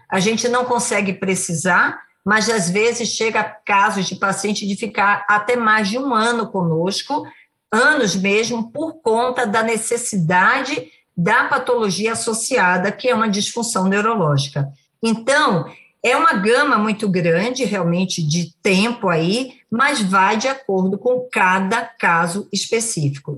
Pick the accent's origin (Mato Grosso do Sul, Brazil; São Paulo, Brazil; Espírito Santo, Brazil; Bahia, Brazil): Bahia, Brazil; eu sou baiana